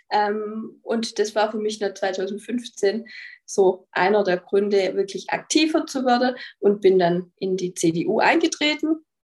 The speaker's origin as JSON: {"language": "German", "region": "Baden-Württemberg", "country": "Germany", "said": "also ich bin aus dem Nordschwarzwald"}